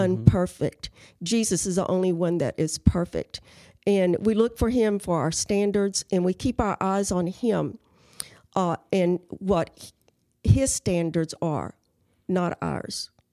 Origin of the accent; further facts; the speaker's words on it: Carrizo Springs, Texas, United States; moved away as an adult; I was born in Carrizo Springs